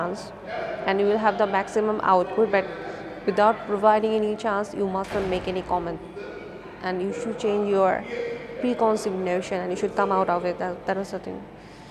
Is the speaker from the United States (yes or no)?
no; Bangladesh; I'm from Bangladesh